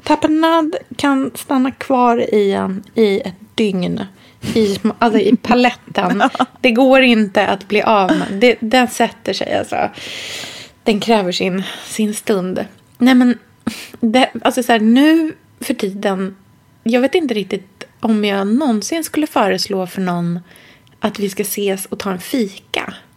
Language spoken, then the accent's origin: Swedish; Sweden; jag är svensk